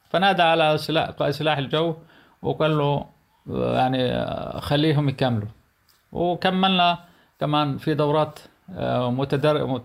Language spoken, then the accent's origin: Arabic; Palestine; انا فلسطيني ابن فلسطين اكثر من هيك يعني آه، نظرت دمي وجهدي وشبابي الى فلسطين